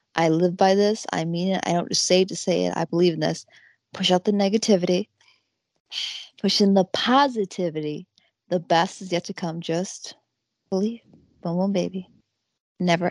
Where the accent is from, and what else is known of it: Buffalo area, upstate New York, United States; born or raised there